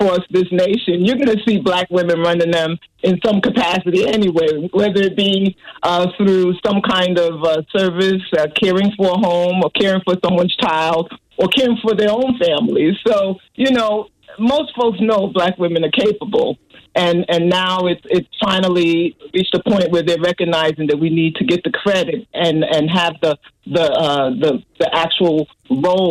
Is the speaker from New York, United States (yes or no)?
yes; New York City, New York, United States; Growing up in New York City, we actually lived in a very racist community. The neighborhood was called Bensonhurst.